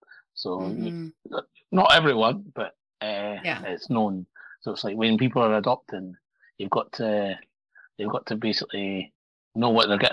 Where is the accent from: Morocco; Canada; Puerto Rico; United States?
Morocco; born there; I used to lie and say that I was born in Scotland when I knew I was born in Morocco.